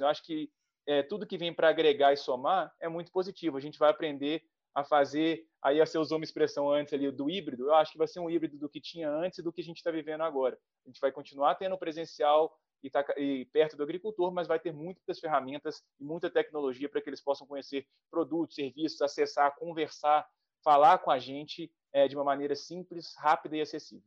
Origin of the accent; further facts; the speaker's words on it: Minas Gerais, Brazil; eu sou mineiro